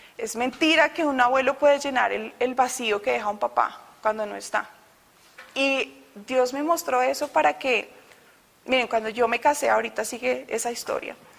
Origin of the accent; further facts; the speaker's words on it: Bogotá, Colombia; moved away as an adult; Yo soy de Bogotá. Todavía no he perdido el acento. He llegado acá hace dos años.